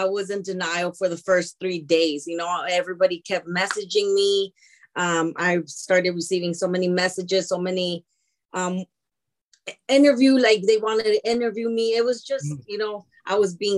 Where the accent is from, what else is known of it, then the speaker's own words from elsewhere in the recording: Lynwood, California, United States; also born or lived in East Los Angeles, California; born and raised in Linwood.